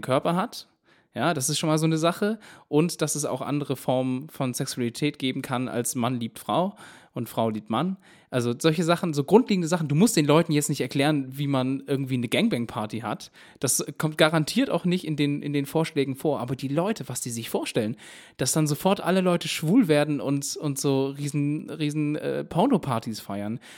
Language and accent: German; Baden-Württemberg, Germany; moved away; ich komme ja eigentlich ursprünglich aus Baden-Württemberg